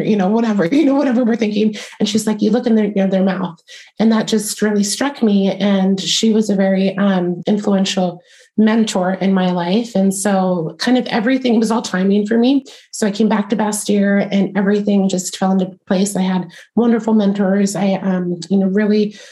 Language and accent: English; East Coast outside of DC, United States; moved away; also born or lived in Virginia; I grew up on the East Coast outside of DC